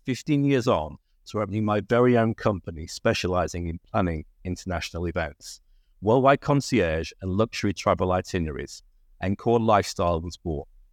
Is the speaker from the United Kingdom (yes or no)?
yes; Lancashire, North West England, United Kingdom; I'm also from Lancashire